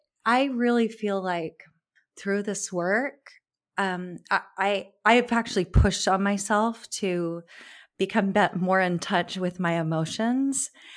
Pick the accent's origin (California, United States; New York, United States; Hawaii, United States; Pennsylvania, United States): California, United States; Because I grew up in California, so I was close to always to the beach.